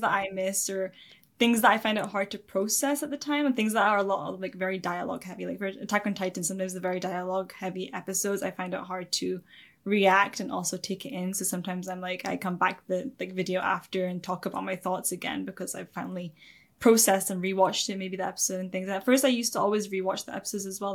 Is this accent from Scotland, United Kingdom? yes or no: yes; Scotland, United Kingdom; also born or lived in England; from the age of seven, before that I was in England, and then I moved to Scotland when I was seven. I've been here ever since.